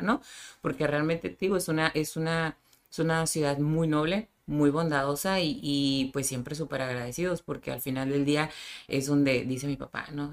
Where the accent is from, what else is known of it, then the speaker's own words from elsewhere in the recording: Tijuana, Baja California, Mexico; nací en Tijuana pero de papás sinaloenses